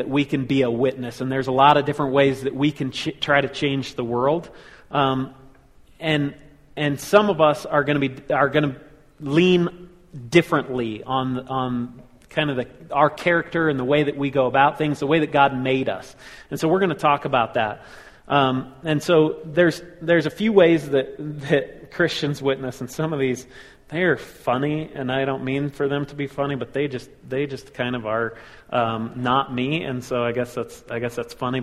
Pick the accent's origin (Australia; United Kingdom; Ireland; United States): United States; Colorado Springs, Colorado; we grew up in Colorado Springs